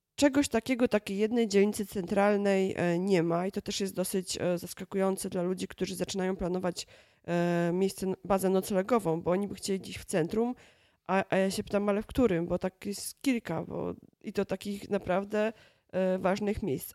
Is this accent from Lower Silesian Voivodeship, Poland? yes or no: no; Kielce, Świętokrzyskie Voivodeship, Poland; now in Warsaw, Poland; To jest moje rodzinne miasto i moje mm, do tej pory chyba ukochane miasto, mimo że od wielu lat mieszkam w Warszawie